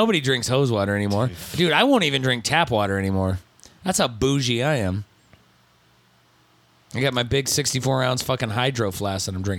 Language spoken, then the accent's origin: English; Osceola, Indiana, United States; I grew okay, up so I grew up hanging out in Osceola, Indiana, which was near South Bend, which is where Notre Dame is.